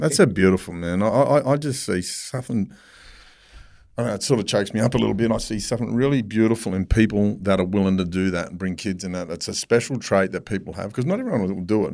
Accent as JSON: {"language": "English", "town": "Sydney", "region": "New South Wales", "country": "Australia", "tie": "born or raised there", "said": "growing up in Mount Druitt"}